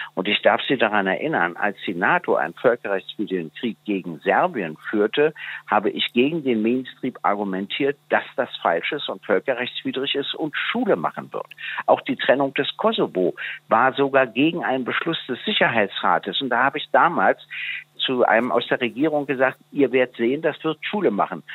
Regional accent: Germany; als Deutscher

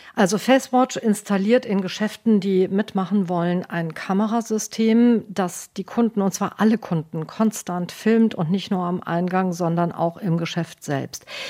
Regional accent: Germany; now in United Kingdom; bei uns in Deutschland

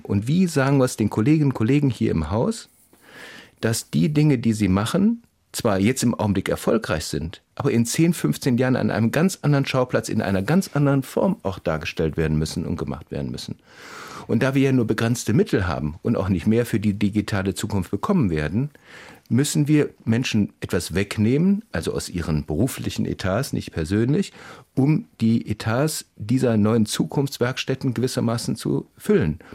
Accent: West Germany, Germany; Ich bin mit so einem regional gefärbten Ersten noch groß geworden in Westdeutschland

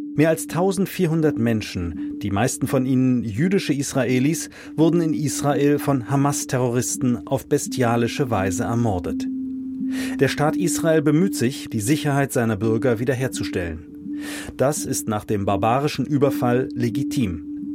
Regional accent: Germany; wir als Deutsche

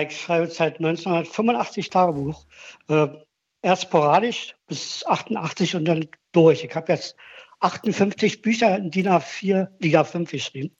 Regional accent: Germany; now in Berlin, Germany; ich bin aus der DDR

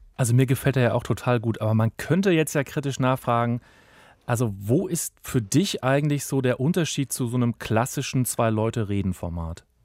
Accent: Germany; bei uns in Deutschland

